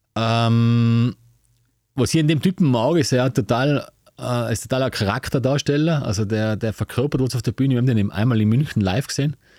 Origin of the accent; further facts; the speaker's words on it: Tyrol, Austria; bei uns in Tirol